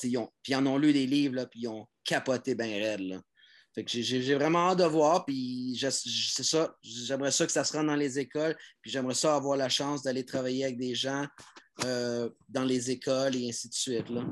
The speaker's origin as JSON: {"language": "French", "town": "Montreal", "region": "Quebec", "country": "Canada", "said": "je l'ai fait de Montréal en tant que Français québécois"}